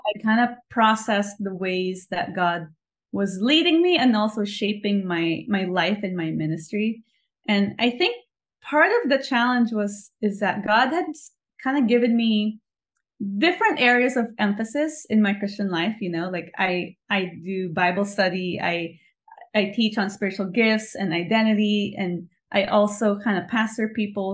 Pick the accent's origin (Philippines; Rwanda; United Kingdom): Philippines; also born or lived in New York; now in Los Angeles, United States; I was born and raised in the Philippines.